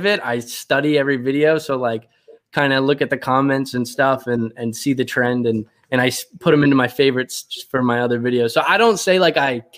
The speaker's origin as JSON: {"language": "English", "area": "Cecil County", "region": "Maryland", "country": "United States", "tie": "born or raised there", "moved": "as an adult", "lives_now": "Texas, United States", "said": "I currently live in Texas. I grew up in Maryland"}